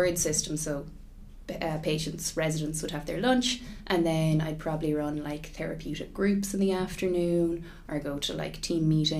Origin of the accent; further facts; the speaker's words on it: Limerick, Munster, Ireland; also born or lived in Galway / England; now in Dublin, Ireland; I grew up in Limerick. And now Galway is home and I live in Dublin.